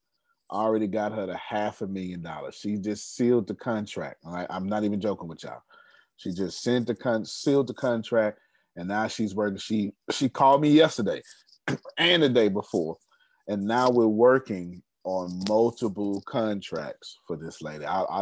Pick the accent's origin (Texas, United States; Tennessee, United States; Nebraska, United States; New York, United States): Texas, United States; I'm from Texas.